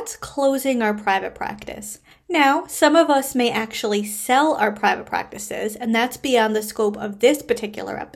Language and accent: English; Canada; I am a Canadian social worker, business coach, and private practice owner